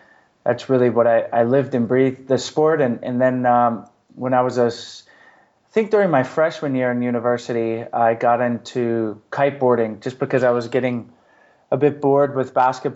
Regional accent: outside of Atlanta, Georgia, United States; moved away; also born or lived in San Diego; I actually grew up outside of Atlanta, Georgia.

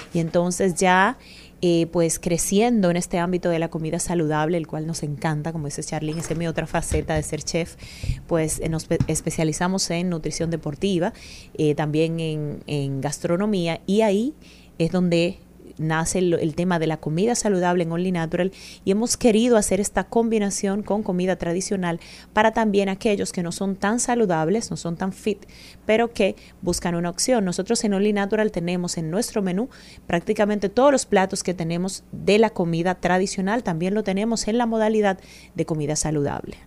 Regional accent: Yerba Buena, Hato Mayor, Dominican Republic; now in Santo Domingo, Dominican Republic; yo soy de Ato Mayor

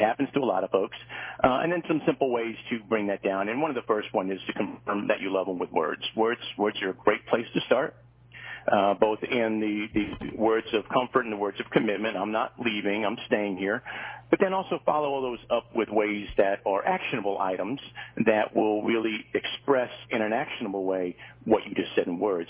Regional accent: Hollywood Fort Lauderdale area, South Florida, United States; I grew up in South Florida most of my life uh, down in the Hollywood Fort Lauderdale area

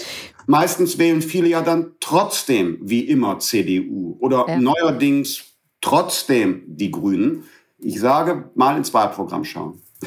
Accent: Bergisches Land, North Rhine-Westphalia, Germany; moved away as an adult; also born or lived in Düsseldorf; Ich bin aus dem Bergischen Land

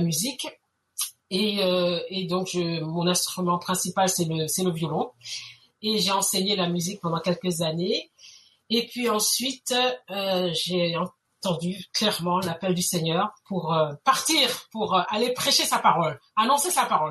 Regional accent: France; accent: French; moved away as an adult; also born or lived in Guadeloupe; now in Montreal, Canada; je suis bien née en France, j'ai grandi en France, euh, une grande partie de ma scolarité a, été faite en France

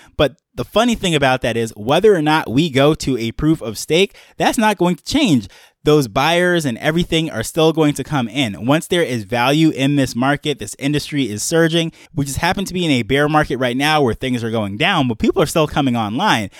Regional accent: New York, United States; growing up in New York

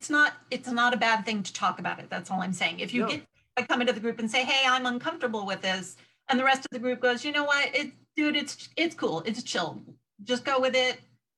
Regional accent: United States; I said, United States, United States. And they're like, what? I said, America.

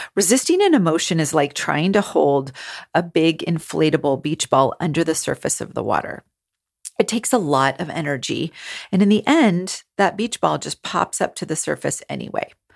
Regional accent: California, United States; I grew up in California

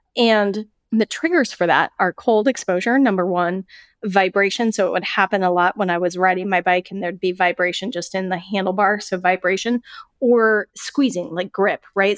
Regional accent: Colorado, United States; moved away as an adult; I moved away from Colorado

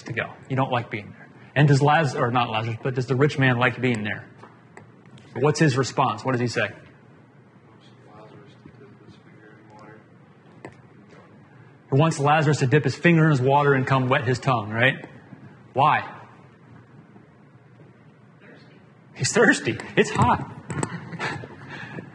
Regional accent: Atlanta, Georgia, United States; I grew up in Atlanta

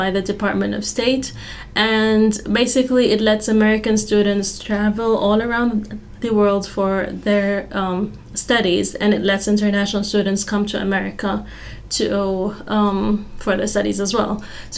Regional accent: Oman; moved away as an adult; now in Fayetteville, United States; I am actually from Oman in the Middle East, and we have entirely like a different set of issues back home

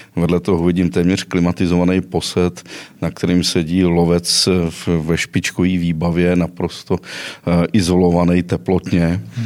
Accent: western Bohemia, Karlovy Vary Region, Czechia; moved away; Já jsem původem ze západních Čech

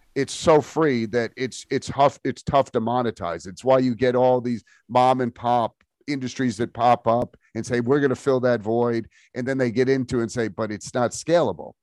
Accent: New York, United States; I was born in New York

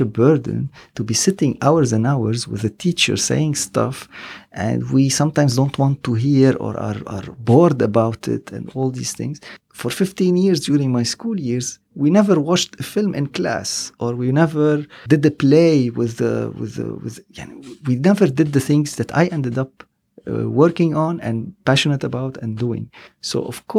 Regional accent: Lebanon; also born or lived in Los Angeles; I'm from Lebanon

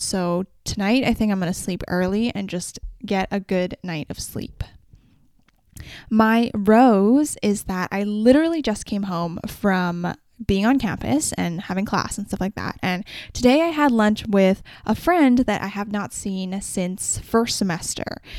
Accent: Vancouver, British Columbia, Canada; I come from Vancouver and I come from a very specific population of people

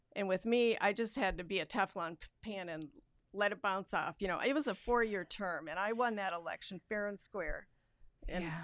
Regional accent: Rutland, Vermont, United States; moved away as an adult; also born or lived in Wisconsin / Florida / Connecticut; now in Lansing, United States; I'm from Rutland, Vermont originally, and I moved here uh, for Cooley Law School

